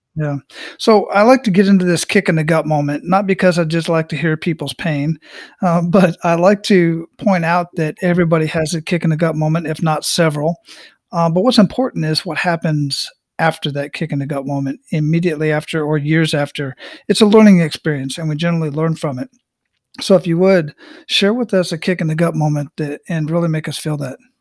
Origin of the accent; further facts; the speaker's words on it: Phoenix, Arizona, United States; also born or lived in San Antonio, Texas / El Paso, Texas / Killeen, Texas; now in Tampa, United States; I grew up in Phoenix, Arizona